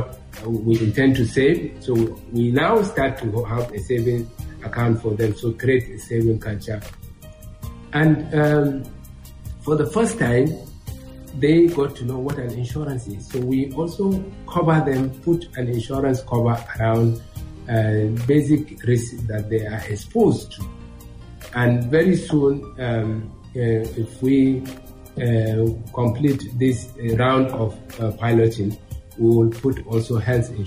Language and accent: English; Daura Emirate, Katsina, Nigeria; I was born and bred in Katsina State, Daura Emirates.